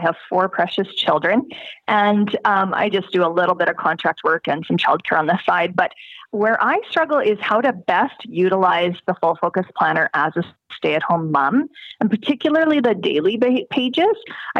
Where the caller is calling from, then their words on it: Alberta, Canada; From a small town in rural Alberta, Canada.